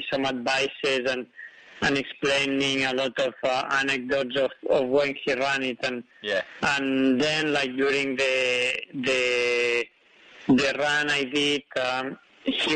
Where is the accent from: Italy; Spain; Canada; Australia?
Spain; I was born in Spain, but in a hut at 2,000 meters